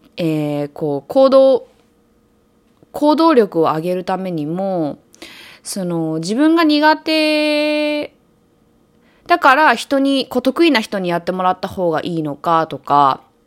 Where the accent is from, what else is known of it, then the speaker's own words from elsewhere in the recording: Japan; also born or lived in New York, United States; now in Los Angeles, United States; 日本で生まれて育って、ニューヨークでそ、あの、暮らしてて